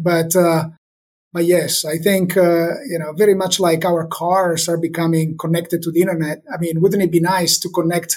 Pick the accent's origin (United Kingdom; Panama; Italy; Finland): Italy; moved away; We're from Italy.